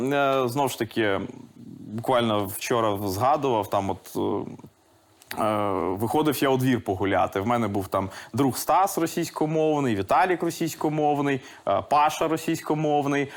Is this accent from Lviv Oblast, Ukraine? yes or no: yes; Lviv, Lviv Oblast, Ukraine; first language Russian; Ukrainian is a second language; у Львові було три російськомовні школи. Mm Я якраз одну з таких